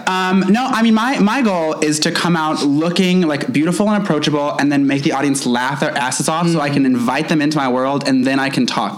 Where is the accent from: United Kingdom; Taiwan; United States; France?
United States; Louisville, Kentucky; moved away as an adult; also born or lived in New York; I was born in Louisville, okay. And then I moved to New York, started doing drag in New York, and then my husband got a fancy job and was like, come back to Kentucky and follow me